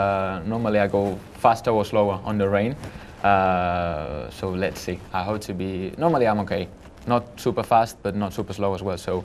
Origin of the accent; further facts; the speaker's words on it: Manila, Metro Manila, Philippines; I was born in Manila